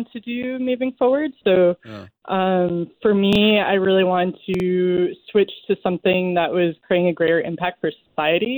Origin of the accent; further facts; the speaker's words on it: the East, East Coast, United States; I'm from the East